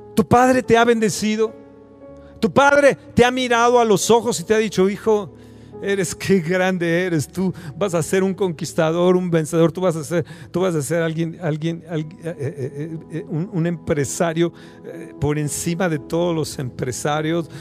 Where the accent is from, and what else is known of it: Mexico